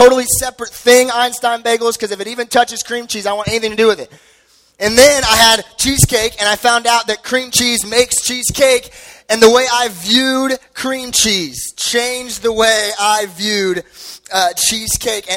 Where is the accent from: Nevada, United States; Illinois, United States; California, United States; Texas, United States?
Nevada, United States; Henderson; I grew up in Henderson